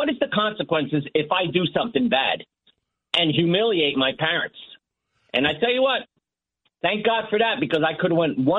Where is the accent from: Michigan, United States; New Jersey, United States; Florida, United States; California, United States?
New Jersey, United States; Newark; now in Point Pleasant, United States; I grew up in Newark, New Jersey.